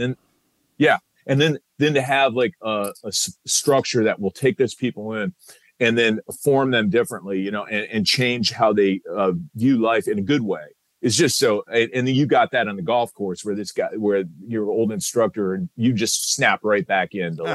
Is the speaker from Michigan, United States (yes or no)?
no; Iowa City, Iowa, United States; moved away; I joined the Army Reserve when I was 17, served, I was in from Iowa City, Iowa